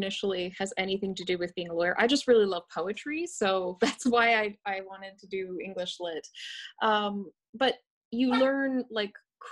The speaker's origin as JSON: {"language": "English", "region": "West Coast", "country": "Canada", "tie": "born or raised there", "said": "I grew up on the West Coast"}